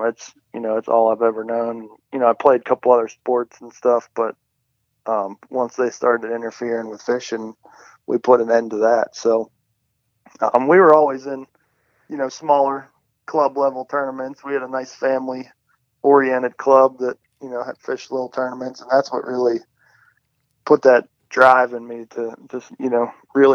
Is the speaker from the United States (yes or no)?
yes; Pittsburgh, Pennsylvania, United States; I grew up here in Pittsburgh.